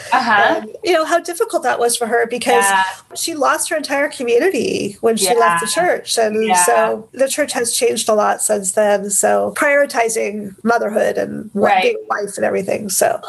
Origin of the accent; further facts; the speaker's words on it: the North, United States; growing up in the North